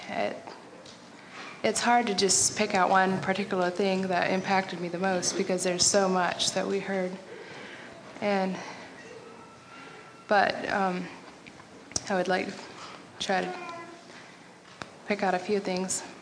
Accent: North Carolina, United States; I'm from North Carolina.

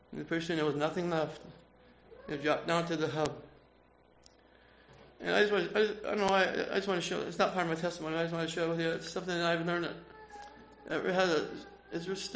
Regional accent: Fort Wayne, Indiana, United States; I'm from Fort Wayne, Indiana. I grew up as a young Amish boy

